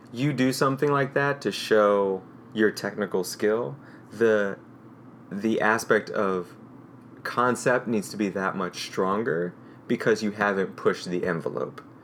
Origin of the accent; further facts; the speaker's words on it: St. Louis, Missouri, United States; I grew up in St. Louis